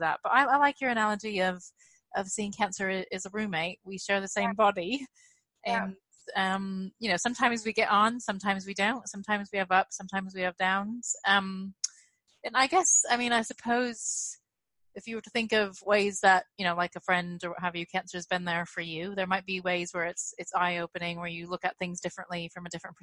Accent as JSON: {"language": "English", "country": "United States", "moved": "yes", "lives_now": "United Kingdom", "said": "I'm really failing as an American parent."}